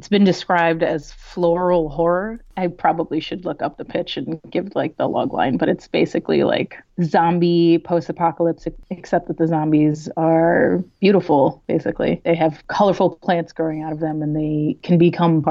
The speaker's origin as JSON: {"language": "English", "town": "New York City", "region": "New York", "country": "United States", "tie": "born or raised there", "first_language": "Spanish", "second_language": "English", "said": "I grew up in New York City. I grew up in the Lower East Side, Alphabet City"}